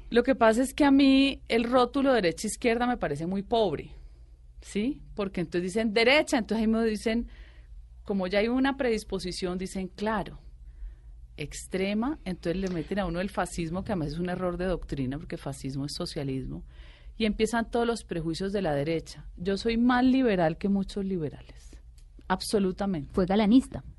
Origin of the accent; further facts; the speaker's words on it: Cali, Valle del Cauca, Colombia; moved away as an adult; also born or lived in Bogotá, Colombia; yo soy caleña, mi familia bugueña, ¿sí? Mis cuatro abuelos de Buga